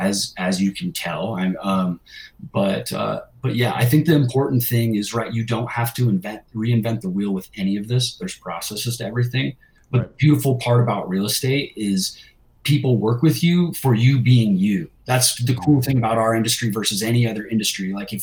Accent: California, United States; now in Utah, United States; I'm from California, man. Here in Utah, it's a little cold for me.

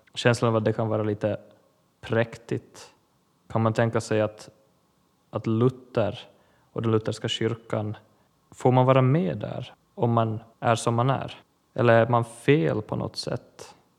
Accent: Ostrobothnia, Finland; Jag är finlandssvensk, präst, kaplan i Pedersöre församling i Österbotten Finland.

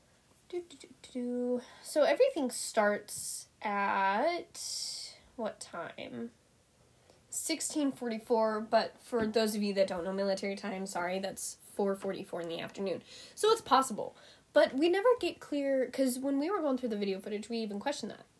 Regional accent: Montana, United States; I grew up here in Montana

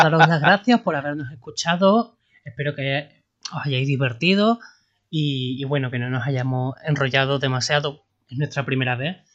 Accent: Spain; sabiendo cómo somos los españoles

